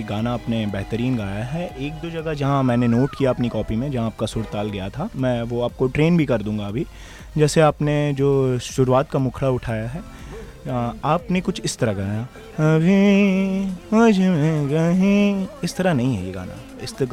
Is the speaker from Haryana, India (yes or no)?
no; Gorakhpur, Uttar Pradesh, India; जी मैं गोरखपुर का रहने वाला हूँ